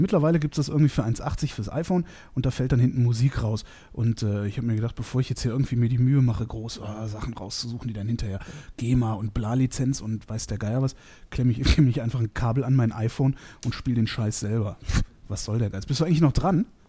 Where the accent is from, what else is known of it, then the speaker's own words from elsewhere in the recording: Cologne, North Rhine-Westphalia, Germany; Ich komme ja aus Köln